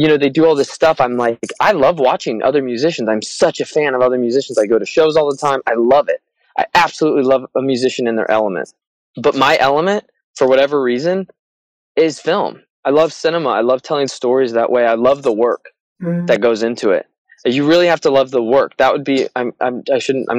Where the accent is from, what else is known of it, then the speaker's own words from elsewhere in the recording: Indiana, United States; moved away as an adult; also born or lived in New York; now in Los Angeles, United States; we grew up in Indiana